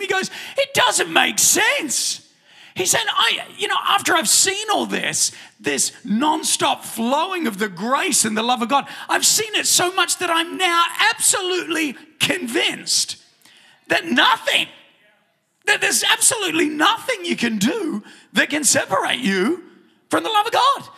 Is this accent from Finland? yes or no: no; New Zealand; moved away; when I was growing up in New Zealand